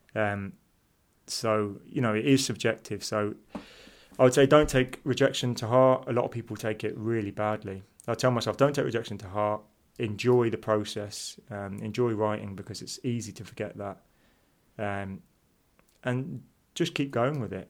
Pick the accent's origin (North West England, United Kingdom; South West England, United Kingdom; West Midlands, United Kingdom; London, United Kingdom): London, United Kingdom; now in Leeds, United Kingdom; I was born in Leeds. Um, I moved to London when I was about three or four. Um, grew up in West London, place called Kilburn